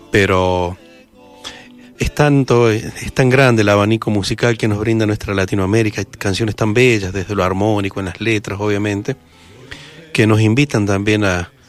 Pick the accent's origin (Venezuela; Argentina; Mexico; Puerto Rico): Argentina; Mendoza; Mira, somos nacidos en Cuyo. Venimos todos de cuna muy, muy, muy cuyana, de, muchos guitarreros, nuestras familias, y hemos pasado por varias formaciones de, de, de acervo bien cuyano aquí en Mendoza.